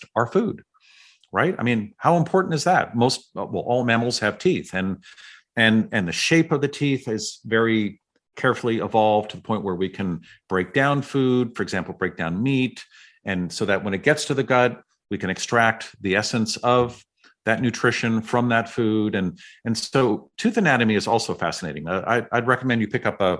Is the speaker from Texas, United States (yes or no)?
no; San Francisco, California, United States; I grew up in San Francisco